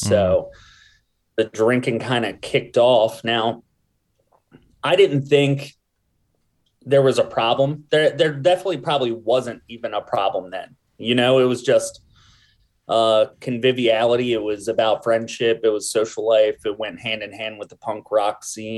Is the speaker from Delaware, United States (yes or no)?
yes; New Castle, Delaware, United States; I grew up in Newcastle, Delaware, in like a family that was pretty poor